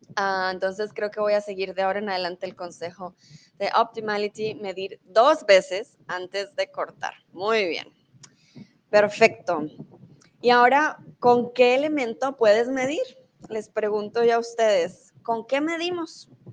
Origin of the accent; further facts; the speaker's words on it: Colombia; moved away as an adult; also born or lived in Mexico; now in Germany; Yo soy de Colombia, soy tutora de español